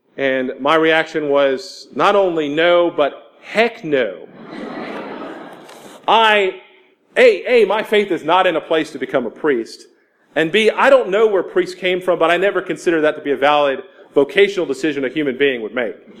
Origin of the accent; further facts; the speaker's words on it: Houston, Texas, United States; moved away as an adult; now in Jackson, United States; I'm from Houston, Texas